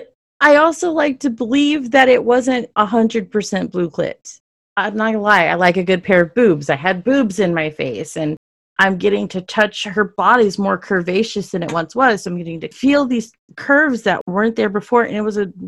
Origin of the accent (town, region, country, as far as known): Dallas, Texas, United States; born or raised there